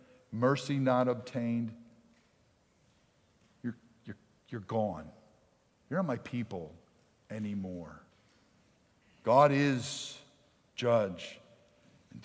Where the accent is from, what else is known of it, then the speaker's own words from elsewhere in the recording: Pennsylvania, United States; I grew up in Pennsylvania.